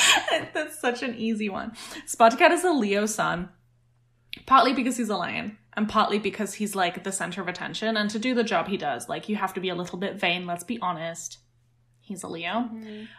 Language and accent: English; United Kingdom; as a British person now